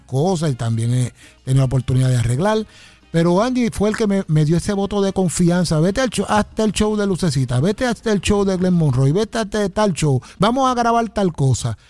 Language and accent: Spanish; Ponce, Puerto Rico; moved away as an adult; yo soy de Ponce, vine a, al área de acá a trabajar